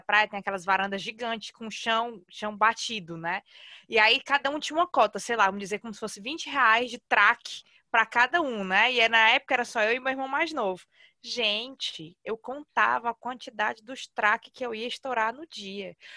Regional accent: Fortaleza, Ceará, Brazil; moved away as an adult

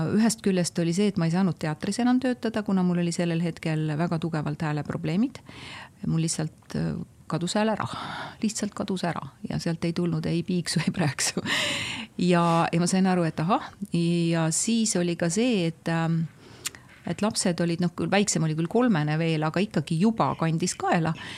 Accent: Tammiku, Estonia; ma olen väikesest Tammiku külast, ma olen maatüdruk

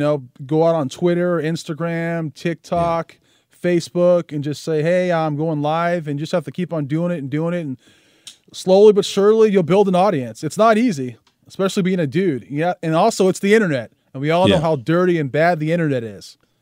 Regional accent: San Jose, California, United States; I was born in San Jose, California.

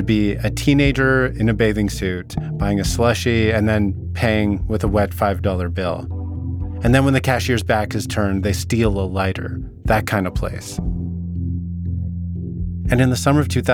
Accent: Vernon, British Columbia, Canada; my hometown. Vernon's located in the Okanagan, a region in the interior of British Columbia

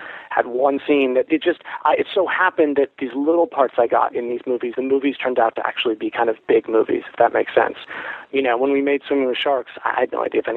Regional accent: Los Angeles, California, United States; growing up in Los Angeles

